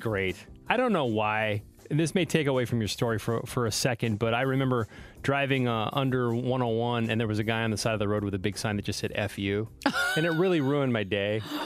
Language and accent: English; the Bay Area, California, United States; moved away as an adult; also born or lived in Seattle; growing up in the Bay